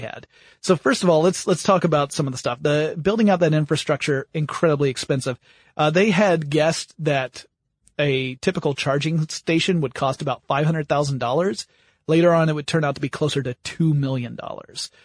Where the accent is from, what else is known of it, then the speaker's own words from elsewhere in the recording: United States; being American